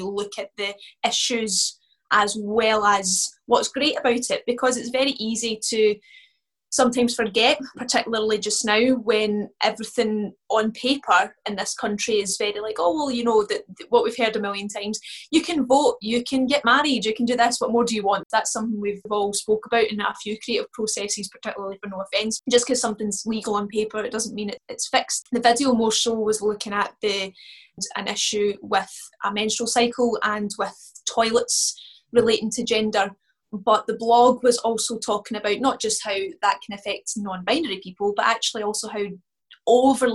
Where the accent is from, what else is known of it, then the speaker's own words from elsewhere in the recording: west of Scotland, United Kingdom; part of being Scottish and particularly from the west of Scotland